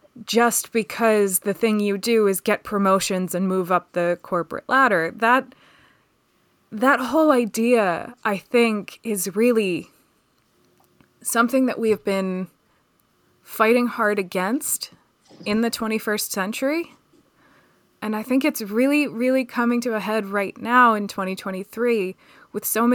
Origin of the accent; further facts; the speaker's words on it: Pennsylvania, United States; And where I grew up just outside of Philadelphia was not like that oppressive if you didn't fit that family dynamic, but it was a shock.